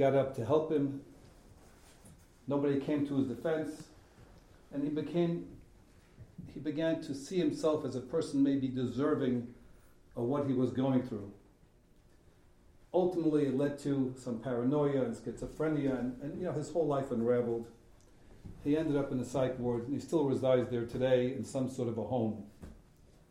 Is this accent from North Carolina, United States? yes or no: no; New York City, New York, United States; I grew up in Borough Park, two religious parents, war survivors